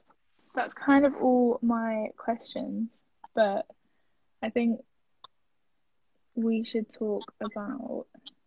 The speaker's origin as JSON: {"language": "English", "country": "Turkey", "tie": "born or raised there", "second_language": "English", "lives_now": "United Kingdom", "said": "I grew up fasting on Ramadan, and I grew up kind of praying with my mom and my grandma when I was in Turkey."}